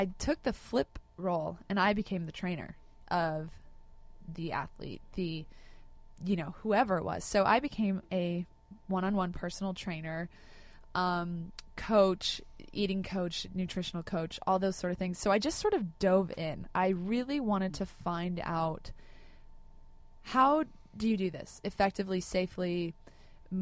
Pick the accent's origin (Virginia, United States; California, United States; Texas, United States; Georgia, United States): California, United States; Laguna Beach; I grew up in Laguna Beach.